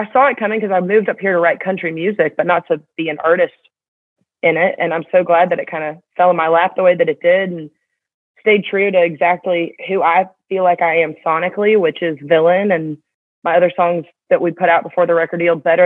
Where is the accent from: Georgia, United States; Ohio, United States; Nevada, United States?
Georgia, United States; Atlanta; moved away as an adult; growing up in Atlanta